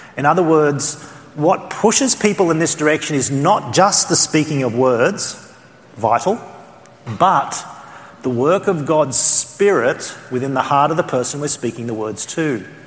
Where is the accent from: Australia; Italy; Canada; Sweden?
Australia; accent: Australian; my Australian accent